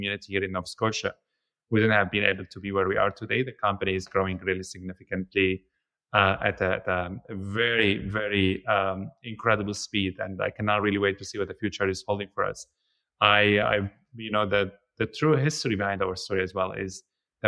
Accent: Syria; moved away as an adult; also born or lived in Lebanon; now in Antigonish, Canada

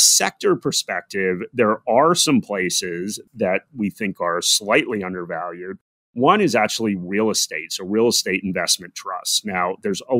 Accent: United States; moved away as an adult; now in Australia; So despite my accent, I am American. I am living in Australia right now.

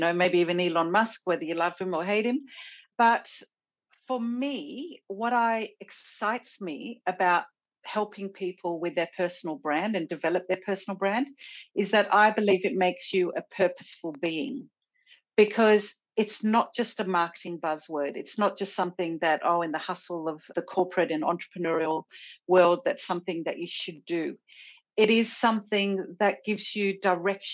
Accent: Sydney, New South Wales, Australia; My home is definitely Sydney.

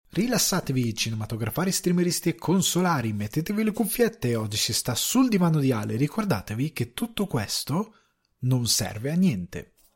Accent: countryside around Crema, Lombardy, Italy; io vivevo in, ehm, in un paesino della campagna cremasca

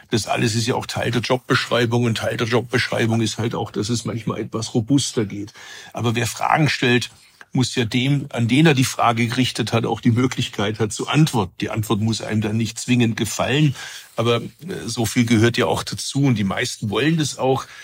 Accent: Bad Urach, Baden-Württemberg, Germany; Also ich bin ja nicht aus Biberach, ich komme ursprünglich aus Urach, das ist nicht äh, Oberschwaben.

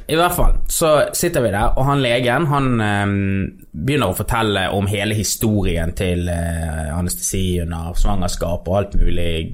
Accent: Norway; moved away as an adult; now in Los Angeles, United States; vi er norsk eh, og skandinavere

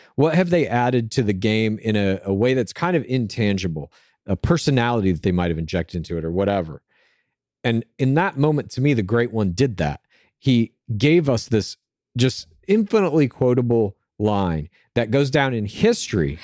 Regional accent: Los Angeles, California, United States; I would say my hometown is Los Angeles.

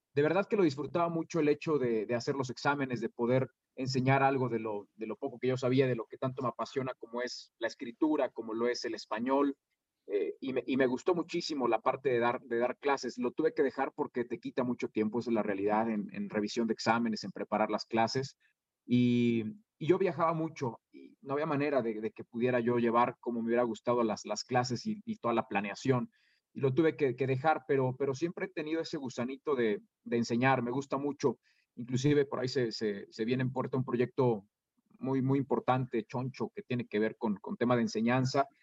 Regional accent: Irapuato, Guanajuato, Mexico; also born or lived in Mexico City / León; Yo nací en la Ciudad de México y fue hasta los seis años, cuando yo tenía seis años, cuando mis padres decidieron cambiar de, de, de aires y se fueron a vivir a Irapuato.

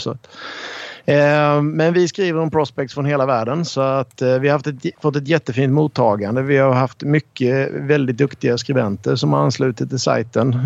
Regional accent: Rydaholm, Jönköping County, Sweden; now in Stockholm, Sweden; Jag spelade eh, U16 och J20 hemma i Rydaholm

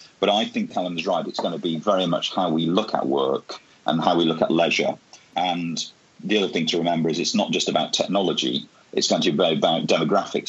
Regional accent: Bolton, North West England, United Kingdom; also born or lived in Bradford; I'm from Bradford and I grew up in Bolton. So I grew up in those early industrial cities

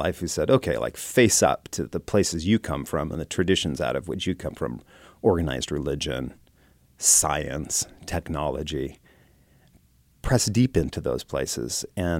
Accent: West Coast, United States; You know, I grew up on the West Coast and spent a lot of time in the Bay Area and in places like Berkeley, California.

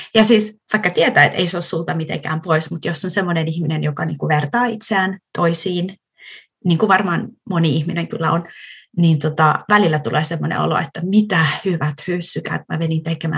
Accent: Tampere, Pirkanmaa, Finland; first language Finnish; moved away as an adult; also born or lived in London, United Kingdom; now in Vantaa, Finland; Mähän olen siis Tampereelta kotoisin

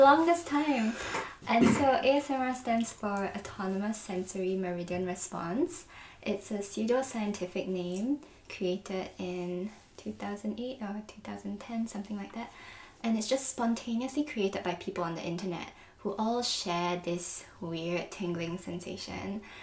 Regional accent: Singapore; moved away as an adult; also born or lived in London; now in New York, United States; I'm from Singapore, and then I went to London for university

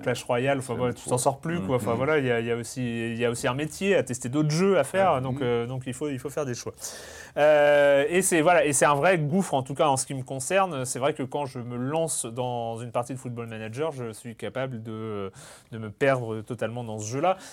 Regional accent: Lorient, Brittany, France; Lorient, ah, qui, qui joue au stade du Moustoir. voilà, c'est là où, c'est là où j'ai grandi

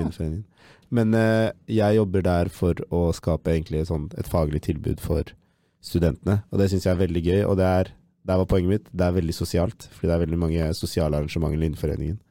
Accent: Oslo, Norway; moved away as an adult; now in Trondheim, Norway; fra Oslo

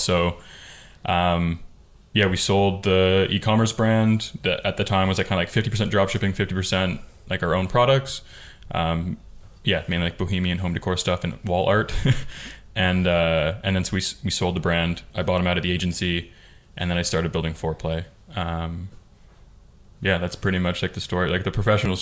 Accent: just outside of Toronto, Ontario, Canada; I'm from like just outside of Toronto, Canada.

